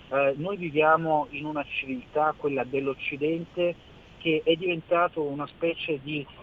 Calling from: Milan, Lombardy, Italy; siamo da Milano

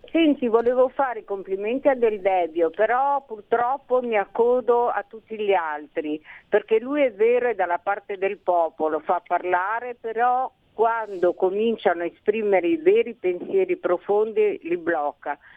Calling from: Monza, Lombardy, Italy; di Monza

